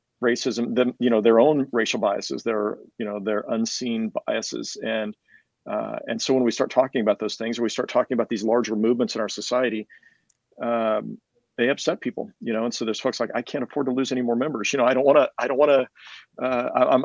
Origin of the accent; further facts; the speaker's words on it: Kansas, United States; also born or lived in Johnson County, Kansas; I grew up here in Kansas City